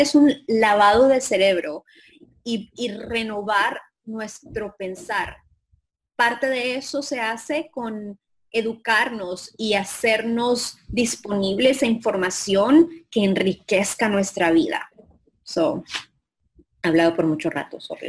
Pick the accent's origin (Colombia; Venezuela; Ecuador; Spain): Colombia; moved away; Colombia, de donde yo soy